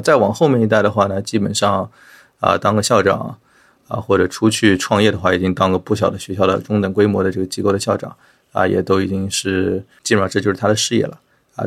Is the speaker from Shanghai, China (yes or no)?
yes; Shanghai, China; 我从小的确是在上海出生和长大的。但是因为我从上中学开始，我的同桌啊什么的，就是外地人为主，所以我上海话都不是很利索了。 啊，就身边的朋友也是大部分都是外地的朋友。 所以，呃，对，我是一个可能已经有一点洋泾浜的上海人